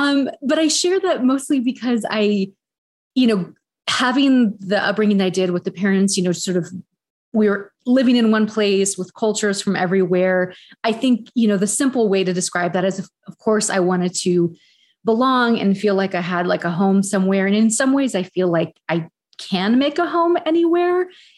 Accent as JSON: {"language": "English", "town": "San Francisco", "region": "California", "country": "United States", "tie": "born there", "said": "I guess starting at the beginning, I was born in San Francisco."}